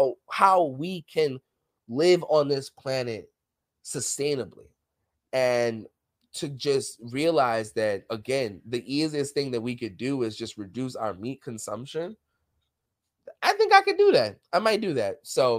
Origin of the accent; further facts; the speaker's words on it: New York City, New York, United States; And I'm from New York City. Y'all all know that. So like I'm used to like, you know, Spanish music in the background, arguments, gunshots.